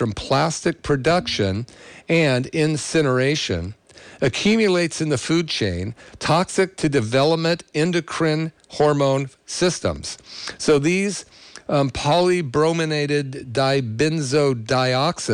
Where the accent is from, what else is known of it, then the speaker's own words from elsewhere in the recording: Berkeley, California, United States; I grew up in Berkeley